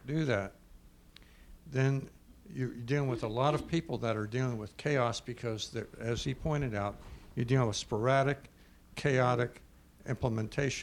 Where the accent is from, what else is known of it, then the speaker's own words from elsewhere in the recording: New Orleans, Louisiana, United States; I come from New Orleans